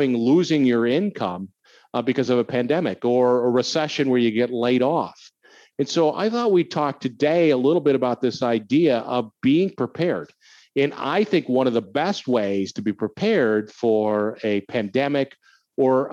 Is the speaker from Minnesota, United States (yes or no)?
yes; Minnesota, United States; now in Illinois, United States; I grew up in Minnesota and winter is long, really long there